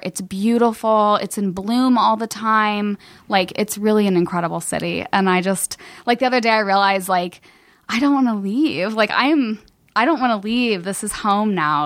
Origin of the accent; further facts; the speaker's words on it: Cincinnati, Ohio, United States; moved away as an adult; also born or lived in Kentucky; now in Los Angeles, United States; I'm from Cincinnati